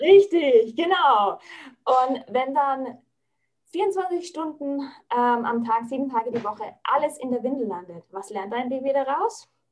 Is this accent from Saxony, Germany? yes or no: no; Franconia, Bavaria, Germany; bei uns in Franken